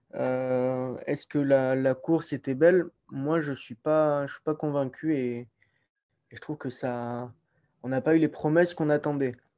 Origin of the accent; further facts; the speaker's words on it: France; nous, en tant que Français